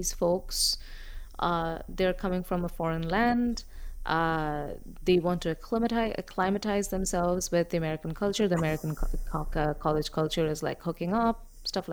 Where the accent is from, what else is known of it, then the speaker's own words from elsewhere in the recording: India; moved away; I come from India